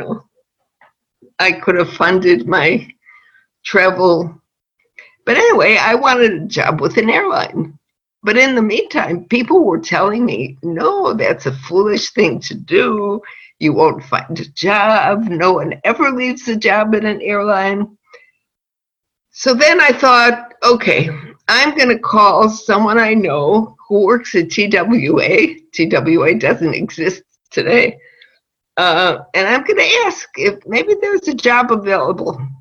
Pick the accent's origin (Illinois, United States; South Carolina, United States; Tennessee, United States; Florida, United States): Illinois, United States; Chicago; moved away as an adult; now in Israel; I was born and raised in Chicago